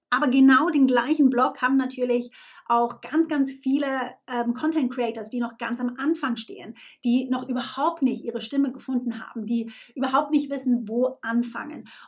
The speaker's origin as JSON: {"language": "German", "country": "Switzerland", "lives_now": "United Kingdom", "said": "ich bin Schweizerin, die in England lebt."}